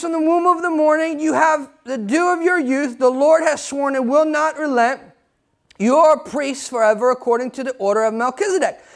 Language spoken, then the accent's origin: English; United States; I'm American too